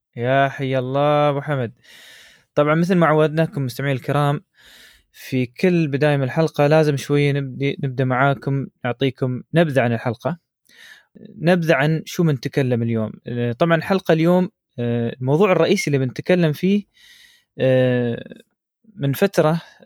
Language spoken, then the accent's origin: Arabic; United Arab Emirates; عندنا في الامارات